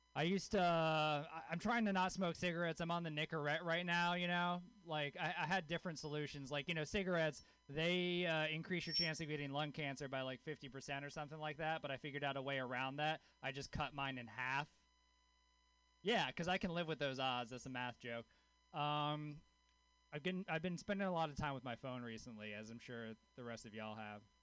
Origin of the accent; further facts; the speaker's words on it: Louisiana, United States; I grew up in Louisiana. I grew up with a hippie mom in Louisiana.